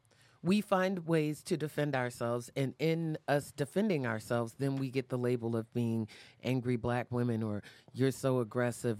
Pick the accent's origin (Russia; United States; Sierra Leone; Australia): United States; Fayetteville, North Carolina; now in Baltimore, United States; I'm from, I was born in North Carolina, Fayetteville, North Carolina